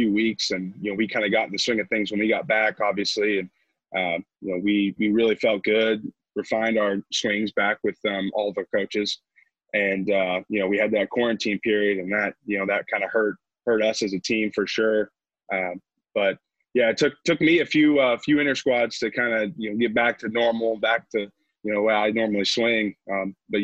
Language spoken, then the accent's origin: English; Indiana, United States; moved away as an adult; I'm from Indiana, so our high school field